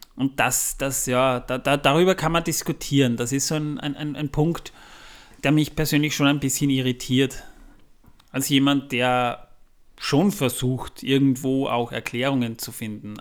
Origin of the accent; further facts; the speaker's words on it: Austria; Da, wo ich herkomme, liegt noch viel mehr Schnee. Aber das ist für April nicht ganz ungewöhnlich, vor allem bei uns in Österreich nicht.